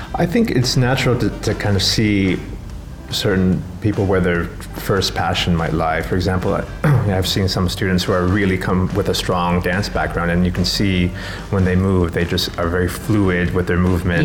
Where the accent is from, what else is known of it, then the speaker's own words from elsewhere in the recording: Canada; moved away as an adult; now in Sharjah, United Arab Emirates; I'm from Canada